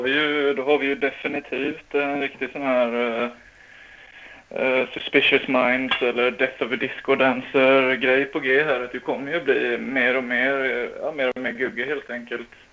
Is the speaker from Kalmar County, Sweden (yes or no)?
yes; Smedby, Kalmar County, Sweden; i Smedby där jag kommer ifrån